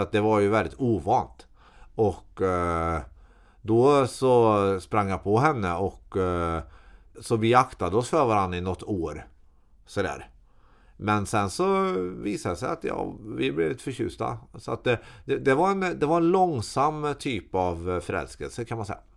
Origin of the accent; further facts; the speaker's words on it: Karlstad, Värmland, Sweden; Jag är uppväxt på Herrhagen i Karlstad